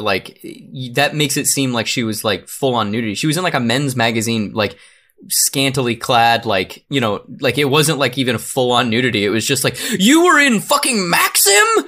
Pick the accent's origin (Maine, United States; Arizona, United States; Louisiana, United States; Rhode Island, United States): Arizona, United States; I'm from Arizona